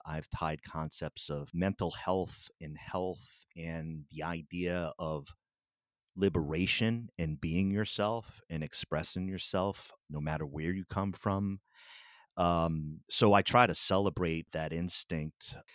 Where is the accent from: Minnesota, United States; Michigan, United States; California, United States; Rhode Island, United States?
Rhode Island, United States; Pawtucket; I grew up in Pawtucket, Rhode Island